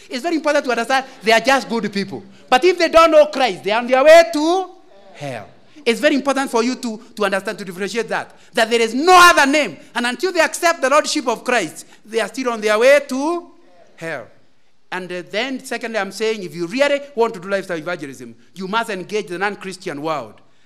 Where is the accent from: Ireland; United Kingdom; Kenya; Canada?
Kenya; Central Province; moved away; also born or lived in Kisumu; I come from Central Province